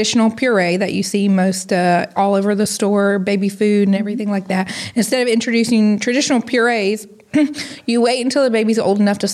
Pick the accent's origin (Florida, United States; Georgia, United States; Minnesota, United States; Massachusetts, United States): Georgia, United States; Jesup; also born or lived in Shreveport, Louisiana; now in Adel, United States; I am originally from Jessup, Georgia